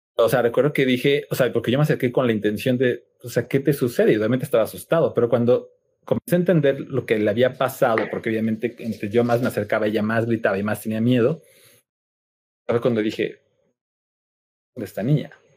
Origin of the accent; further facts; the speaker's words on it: Cuernavaca, Morelos, Mexico; moved away as an adult; now in Mexico City, Mexico; nací en la Ciudad de México, pero muy, eh, como a los 10 años me llevaron a vivir a Cuernavaca, entonces puedo decir que crecí realmente en, Cuernavaca